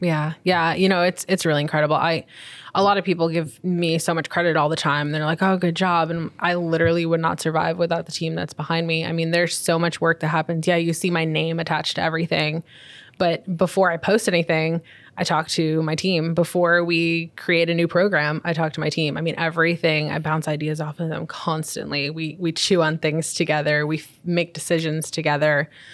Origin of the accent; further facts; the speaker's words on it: Long Island, New York, United States; moved away; also born or lived in Florida; I spent most of my, um, childhood being raised, um, on Long Island